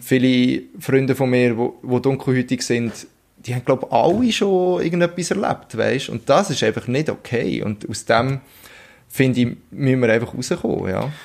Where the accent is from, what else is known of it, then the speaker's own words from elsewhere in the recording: Switzerland; bei uns in der Schweiz